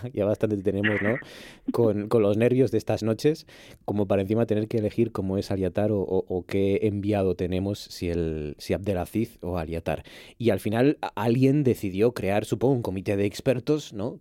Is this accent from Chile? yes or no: no; Gijón, Asturias, Spain; en Gijón somos grandones